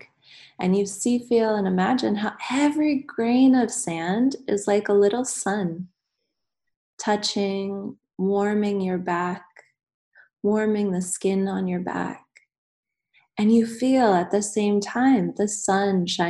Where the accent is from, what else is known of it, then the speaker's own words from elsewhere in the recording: United States; moved away as an adult; I'm American, but I've been out of the country for almost 8 years now